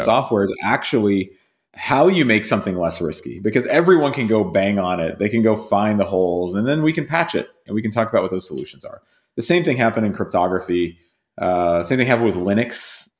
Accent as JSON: {"language": "English", "town": "Whitesburg", "region": "Kentucky", "country": "United States", "tie": "born or raised there", "also_born_or_lived": "United Kingdom / Massachusetts", "moved": "yes", "said": "I grew up in a town called Whitesburg"}